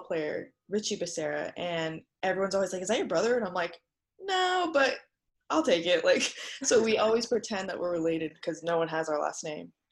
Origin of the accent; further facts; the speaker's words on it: North Dakota, United States; also born or lived in California; now in Arizona, United States; I grew up in North Dakota